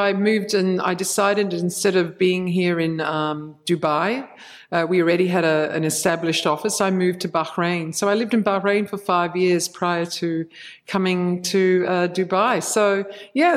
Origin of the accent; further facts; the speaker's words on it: Adelaide, South Australia, Australia; moved away; also born or lived in Bangkok, Thailand; Grew up in Australia, in Adelaide